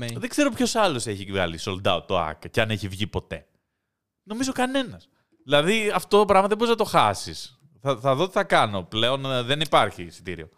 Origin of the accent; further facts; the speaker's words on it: Greece; Εγώ μεγάλωσα στην Ελλάδα των 90s